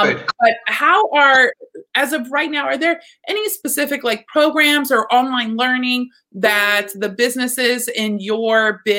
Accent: Texas, United States; moved away; growing up in Texas

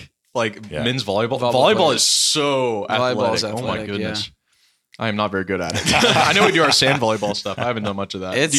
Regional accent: San Diego, California, United States; moved away as an adult; now in Steubenville, United States; I'm from San Diego.

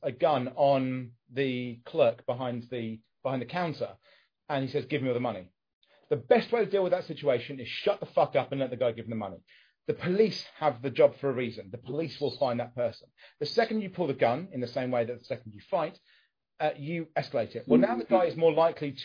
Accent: United Kingdom; I'm British

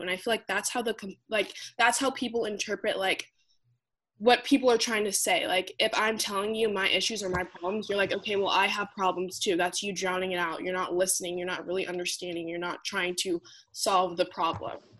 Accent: United States; first group in my entire family to be born in the United States

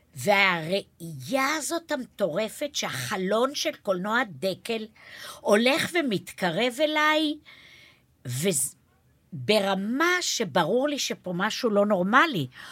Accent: Neve Yam, Haifa District, Israel; ואני גדלתי בנווה ים

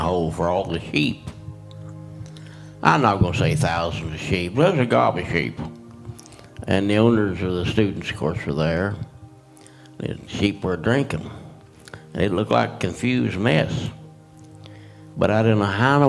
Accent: Oklahoma, United States; moved away; I was raised in Oklahoma.

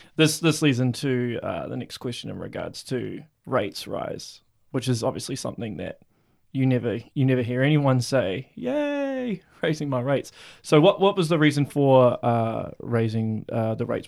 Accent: Auckland, New Zealand; now in Hamilton, New Zealand; I'm from Auckland

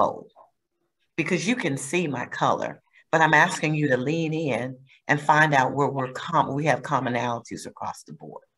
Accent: Heidelberg, Baden-Württemberg, Germany; born there; So growing up, we traveled a lot. I was born in Heidelberg, West Germany.

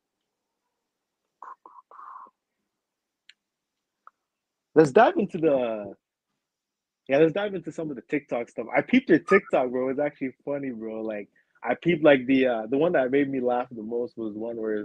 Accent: Edmonton, Alberta, Canada; my city, I'm from Edmonton

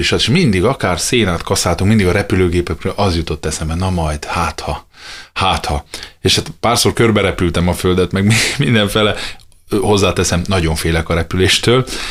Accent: Miercurea Ciuc, Harghita County, Romania; moved away as an adult; also born or lived in Remetea (Gyergyóremete), Romania / Oradea, Romania / Budapest, Hungary / United States; now in Fót, Hungary; Gyergyó remetén születtem, Csíkszeredában nőttem föl, aztán jött Nagyvárad, és jött Budapest

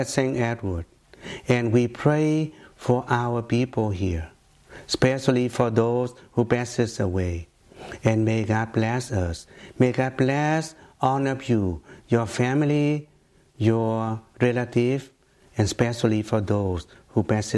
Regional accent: Ho Chi Minh City, Southern Vietnam, Vietnam; born or raised there; English is a second language; moved away as an adult; also born or lived in Philippines / Savannah, Georgia / Atlanta / New York; now in United States

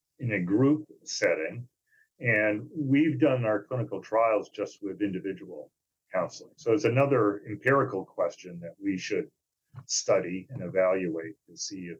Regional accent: Maine, United States; moved away; also born or lived in New Hampshire / Indiana; I was in Maine for a while, my home state

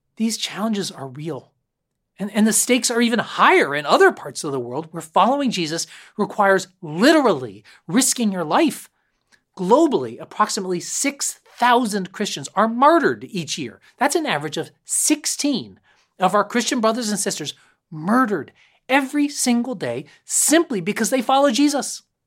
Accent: Concord, Massachusetts, United States; I grew up locally in Concord, Mass

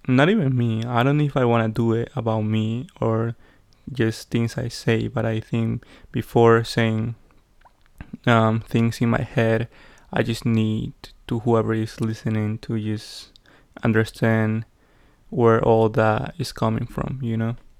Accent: Peru; English is a second language; now in United States; growing up in Peru

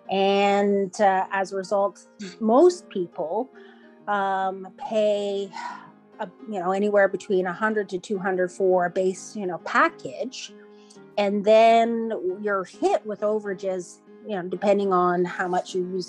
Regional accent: Iqaluit, Nunavut, Canada; I'm from Iqaluit, which is the capital of Nunavut, my home community.

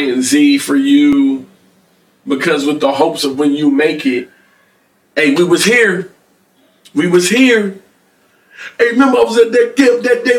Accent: Philadelphia, Pennsylvania, United States; I'm from Philly

